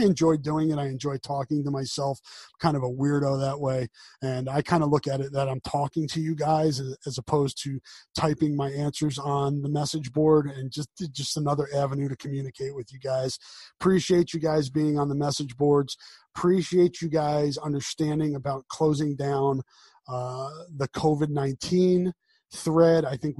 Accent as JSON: {"language": "English", "region": "East Coast", "country": "United States", "accent": "East Coast", "lives_now": "Iowa City, United States", "said": "I try mightily to suppress my East Coast accent."}